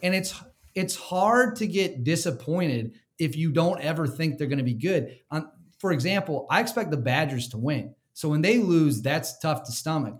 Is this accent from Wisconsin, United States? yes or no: yes; Wisconsin, United States; I grew up in Wisconsin